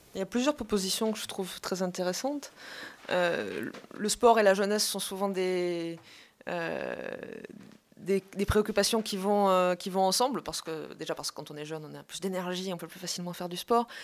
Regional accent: Montpellier, Occitania, France; je viens de Montpellier, le sud de la France

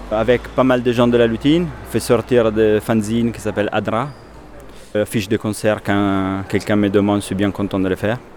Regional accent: Milan, Lombardy, Italy; French is a second language; moved away as an adult; also born or lived in Paris / Angers / Belgium / Netherlands; now in Lyon, France; Et je viens de Milan, mais ça fait maintenant 13 ans que je suis parti. Et je voyageais un tout petit peu en Europe. Et finalement, je suis fini à Paris, après à Angers, Belgique, Hollande, et après à Lyon

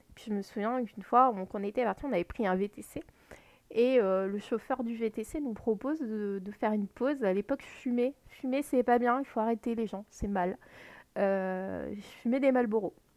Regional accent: Lorraine, Grand Est, France; je suis née en Lorraine

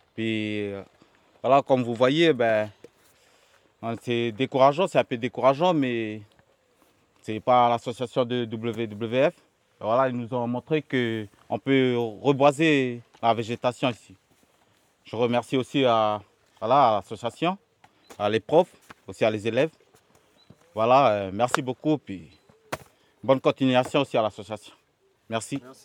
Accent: Nétché, Maré, Loyalty Islands Province, New Caledonia; Je suis originaire de Nété

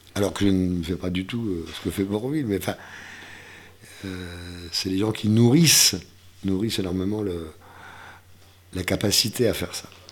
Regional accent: the Ardennes, Grand Est, France; moved away as an adult; also born or lived in Brussels, Belgium / Germany / Paris; dans ma sous-préfecture, dans les Ardennes

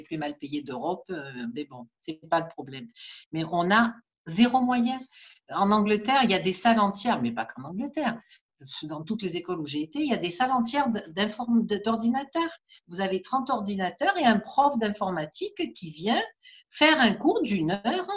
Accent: Marseille, Provence-Alpes-Côte d'Azur, France; je suis née à Saint-Lazare et j'y suis toujours, donc je ne suis pas partie.

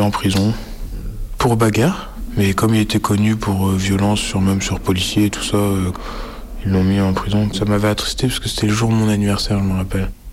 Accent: Brest, Brittany, France; je vis à Brest euh, depuis que je suis né

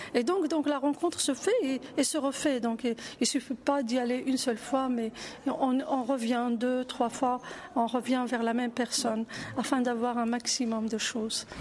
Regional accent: Morocco; je suis marocaine

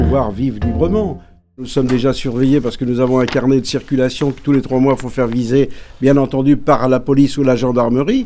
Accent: France; depuis le 15e siècle pratiquement, je pense que nous sommes français

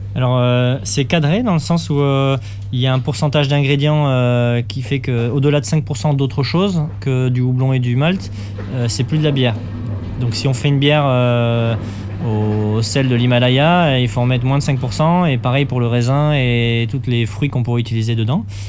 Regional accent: Toulouse, Occitania, France; now in Bordeaux region, France; je suis de Toulouse à la base et j'ai des amis là-bas

